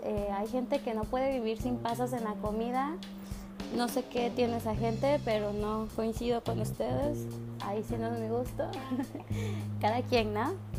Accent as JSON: {"language": "Spanish", "region": "Chiapas", "country": "Mexico", "said": "nosotros somos personas que venimos de Chiapas, venimos de un lugar donde está pues está cerca del mar"}